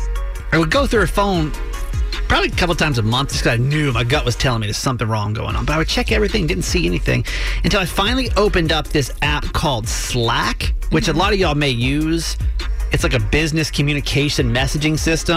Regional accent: Georgia, United States; now in Maryland, United States; Georgia, my hometown, my home state

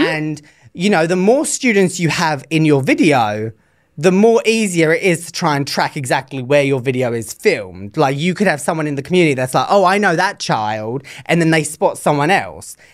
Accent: England, United Kingdom; moved away as an adult; now in United States; when I was growing up in England, when I was doing my teacher training

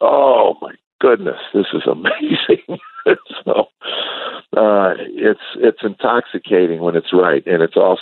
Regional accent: suburbs of Chicago, Illinois, United States; I grew up actually in the suburbs of Chicago, a small town

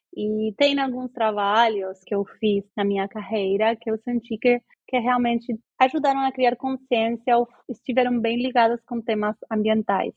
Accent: Argentina; Portuguese is a second language; also born or lived in Brazil; now in London, United Kingdom; sou argentina e morei no Brasil muito tempo, eh, quase 15 anos

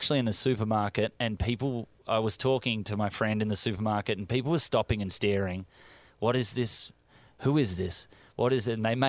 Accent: Australia; accent: Australian; moved away; it's my accent and I don't get it. But when I'm around Americans for a long time and then I hear an Australian accent, I go, oh, and I get very excited.

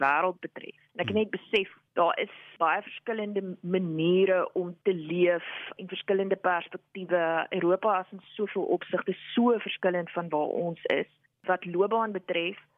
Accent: Upington, Northern Cape, South Africa; moved away; ek het groot geword in Appington in die Noord-Kaap

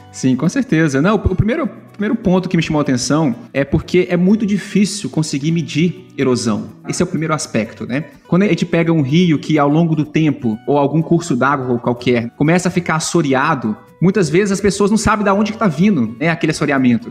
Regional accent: Uberlândia, Minas Gerais, Brazil; moved away as an adult; now in Columbia, United States; eu nasci é, na cidade de Patos de Minas, em Minas Gerais, próximo da região de Uberlândia, Triângulo Mineiro ali, né? E fui criado em Uberlândia.

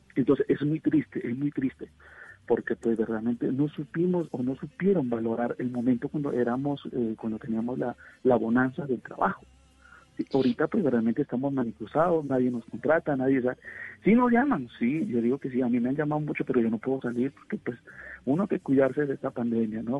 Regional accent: Peru; moved away as an adult; now in Colombia; yo soy peruano

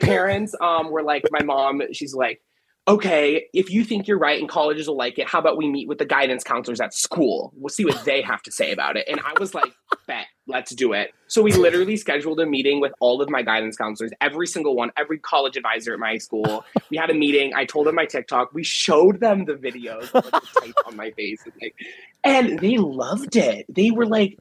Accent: Miami, Florida, United States; moved away as an adult; now in Philadelphia, United States; Growing up in Miami, like, you know, I got spoiled with the city life

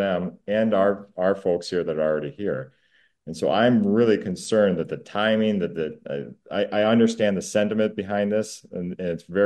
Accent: Minnesota, United States; I am so proud to be from Minnesota

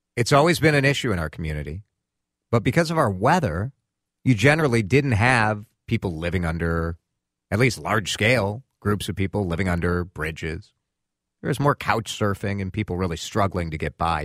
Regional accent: Chicago, Illinois, United States; when I was a kid, growing up in Chicago, I grew up listening to talk radio

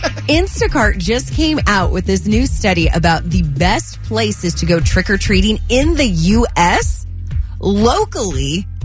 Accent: Rancho, California, United States; I grew up in Rancho, and I knew all the, like, the ritzier places are usually the ones that had the nicer candy.

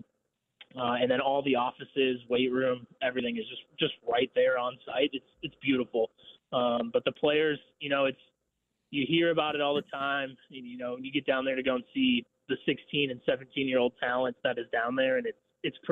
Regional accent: Milwaukee, Wisconsin, United States; moved away as an adult; also born or lived in Northern Illinois / Chicago / McPherson, Kansas; now in Wichita, United States; I'm originally from Milwaukee, Wisconsin

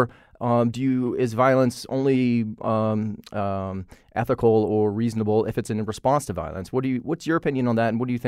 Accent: Virginia, United States; I grew up in Virginia, and one of the things that I remember hearing was that states' rights, the Civil War is fought over states' rights

